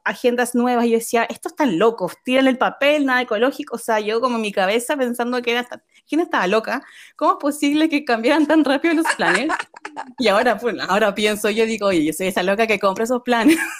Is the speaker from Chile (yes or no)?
yes; Chile; moved away as an adult; also born or lived in Japan; now in Netherlands; soy chilena y vivo en Holanda actualmente. Pero en total han sido nueve años fuera de Chile